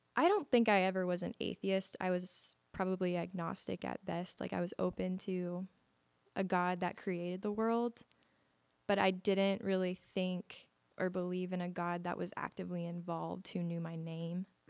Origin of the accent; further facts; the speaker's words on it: Las Vegas, Nevada, United States; I was born and raised in Las Vegas, Nevada